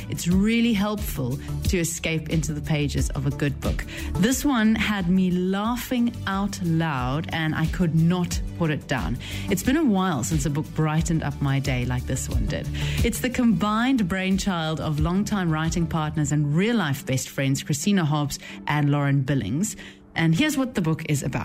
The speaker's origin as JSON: {"language": "English", "country": "South Africa", "moved": "yes", "said": "I am originally from South Africa, and very proudly so"}